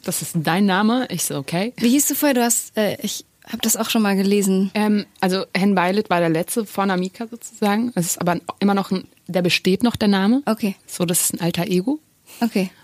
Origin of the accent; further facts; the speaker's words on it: Germany; ich bin in Deutschland geboren